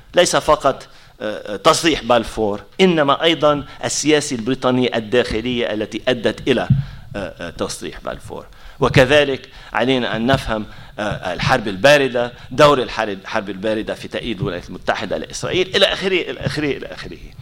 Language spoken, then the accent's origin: Arabic; Palestine; إحنا كفلسطينيين